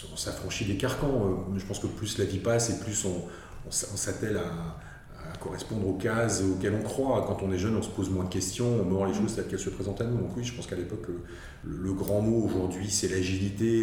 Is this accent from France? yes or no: yes; Alsace, Grand Est, France; je suis alsacien de souche et je n'ai jamais vécu ailleurs, donc je connais bien l'Alsace